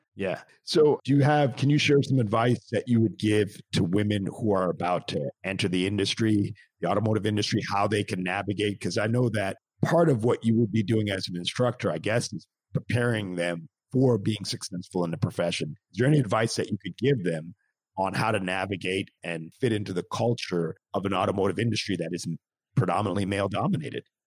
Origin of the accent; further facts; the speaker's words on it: Montreal, Quebec, Canada; I'm actually Canadian myself, and I grew up in Montreal.